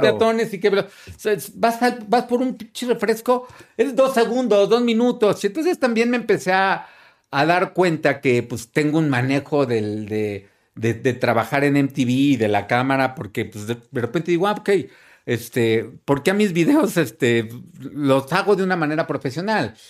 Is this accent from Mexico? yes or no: yes; Mexico City, Mexico; moved away as an adult; also born or lived in Miami; como chilango